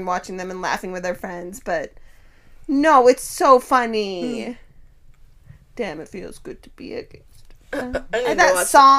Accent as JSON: {"language": "English", "region": "Eastern Washington", "country": "United States", "tie": "born or raised there", "said": "I grew up in a rural town. So I grew up in Eastern Washington, which is like very similar to Idaho."}